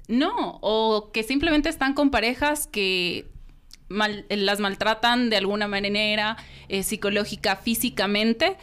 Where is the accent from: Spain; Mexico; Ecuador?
Ecuador; moved away; also born or lived in United States; siendo ecuatoriana, viviendo en Estados Unidos